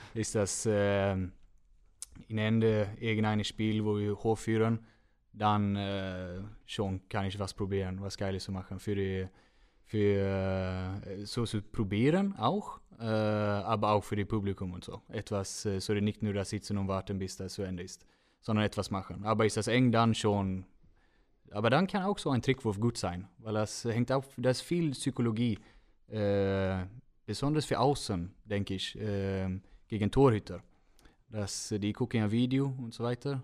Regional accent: Gothenburg, Västra Götaland, Sweden; German is a second language; moved away as an adult; now in Germany; Önnered ist wo, äh, das ist mein Heimat

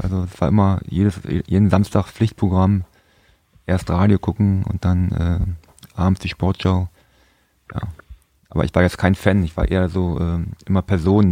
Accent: Berlin, Germany; moved away; also born or lived in Frankfurt (Oder); Mein Vater war auch früher Fußballer gewesen und ich bin in Berlin geboren

